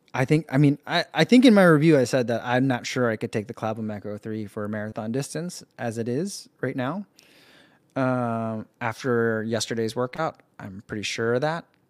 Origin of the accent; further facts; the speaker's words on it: United States; being an American